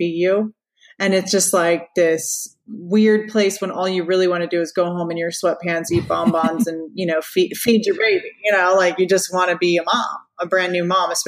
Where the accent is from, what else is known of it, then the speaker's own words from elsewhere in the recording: Orlando, Florida, United States; I was born in Orlando